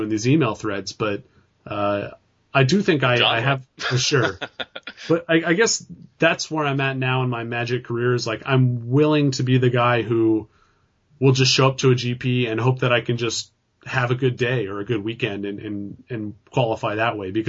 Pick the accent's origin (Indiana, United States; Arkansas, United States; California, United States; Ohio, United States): California, United States